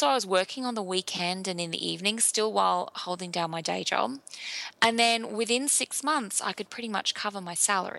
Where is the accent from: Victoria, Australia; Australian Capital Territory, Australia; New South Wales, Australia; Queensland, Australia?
Queensland, Australia; Brisbane; also born or lived in England / Melbourne; But yeah, I was in a suburb called Sunnybank and I grew up in Brisbane. I moved to England for a few years in the year 2001. And then when I came back to Australia, I lived in Melbourne for a few years.